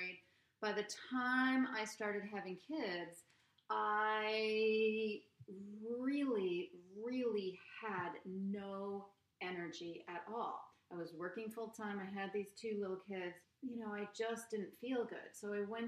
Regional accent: Norwalk, Connecticut, United States; I grew up in Norwalk

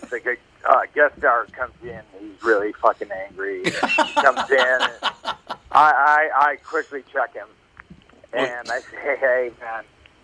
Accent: Plymouth, Massachusetts, United States; Yeah, and, you know, I grew up in Massachusetts, man. I grew up in Plymouth, Massachusetts. And I went to college in Maine

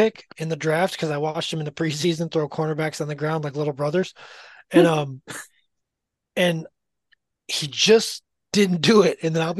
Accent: Florida, United States; We're from Florida

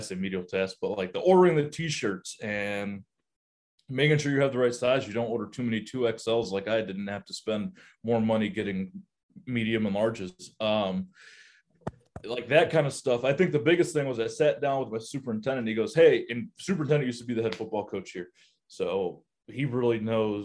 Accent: Kentucky, United States; moved away; also born or lived in Yuma, Arizona; I grew up in Kentucky

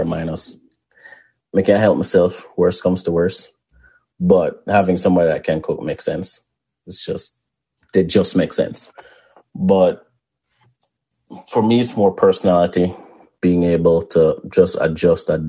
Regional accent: Mandeville, Manchester, Jamaica; also born or lived in Spalding, Jamaica; I don't feel like I grew up in Mandeville. Yes, right. I lived there.

